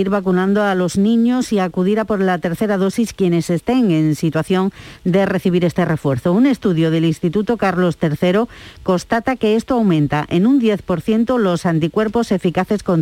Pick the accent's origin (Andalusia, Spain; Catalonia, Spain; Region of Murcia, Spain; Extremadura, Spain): Andalusia, Spain; yo como andaluza